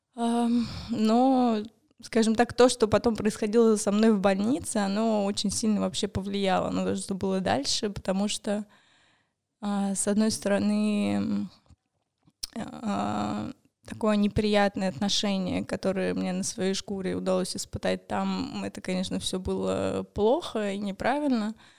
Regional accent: Moscow, Russia; мне 28 лет, я из Москвы. А, я живу здесь, в Москве

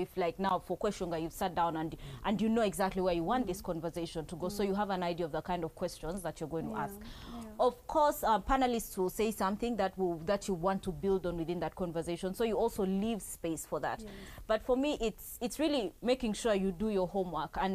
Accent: Maracha, Uganda; I come from Maracha.

